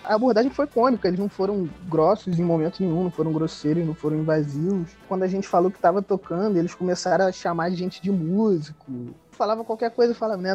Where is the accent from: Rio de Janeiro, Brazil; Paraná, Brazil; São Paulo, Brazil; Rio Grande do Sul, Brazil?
Rio de Janeiro, Brazil; Nova Friburgo; accent: carioca; Nós somos de Nova Friburgo